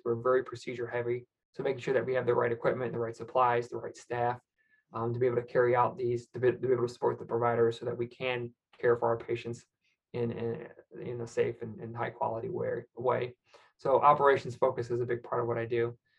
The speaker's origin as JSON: {"language": "English", "region": "Michigan", "country": "United States", "said": "I'm from Michigan, so I, I really kind of you know, we're in car country"}